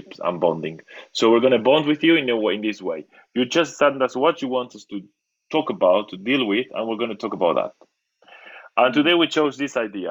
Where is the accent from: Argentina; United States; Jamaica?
Argentina; I come from Argentina, where there's a lot of psychoanalysis